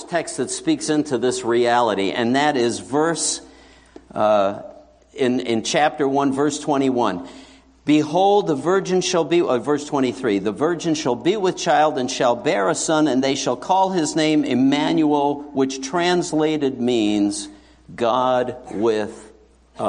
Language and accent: English; New York City, New York, United States; I grew up in New York City, and I was raised in an assembly